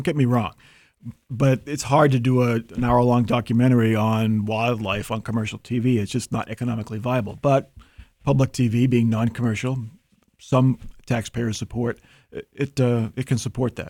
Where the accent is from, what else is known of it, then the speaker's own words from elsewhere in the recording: Massachusetts, United States; accent: Boston; I am a native of Massachusetts. I have done a pretty good job of masking my old Boston accent.